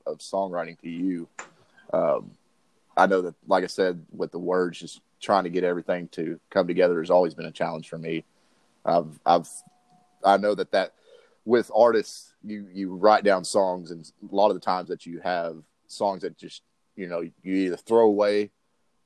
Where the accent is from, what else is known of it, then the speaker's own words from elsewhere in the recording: Tyler, Texas, United States; I'm from Texas, born and raised in Texas. I'm out of East Texas, Tyler as well